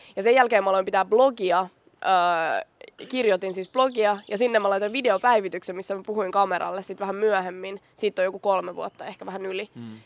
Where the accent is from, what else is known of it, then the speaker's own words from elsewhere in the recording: Vantaa, Uusimaa, Finland; mä oon Korsosta